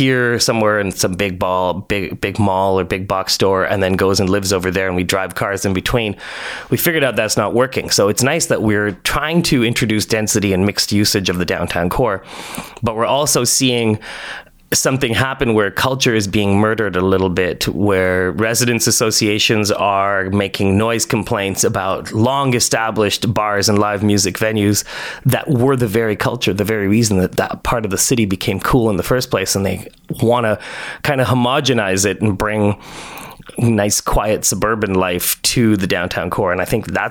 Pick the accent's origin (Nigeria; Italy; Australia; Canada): Canada; Toronto, Ontario; also born or lived in Nairobi, Kenya / Paris, France / Poland; came to Toronto when I was five, back in 1975